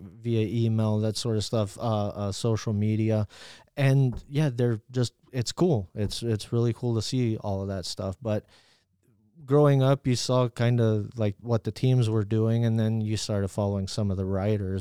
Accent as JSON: {"language": "English", "region": "New Mexico", "country": "United States", "tie": "born or raised there", "said": "I grew up in New Mexico"}